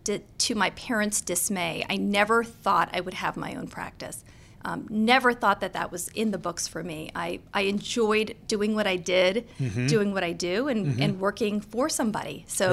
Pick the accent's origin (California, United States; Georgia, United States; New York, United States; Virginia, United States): Virginia, United States; Annandale; also born or lived in Philadelphia, Pennsylvania / Boston, Massachusetts; Nope. I grew up in Virginia. I grew up in Annandale.